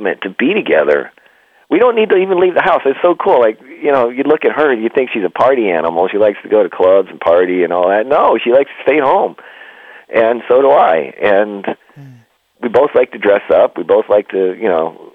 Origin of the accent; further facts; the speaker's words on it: Canada; also born or lived in California / Nevada; now in United States; we grew up in the Northeast where it was cold and snowy. I was in Canada